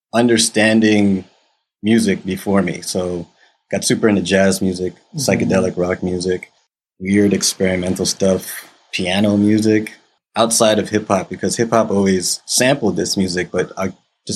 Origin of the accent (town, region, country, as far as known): United States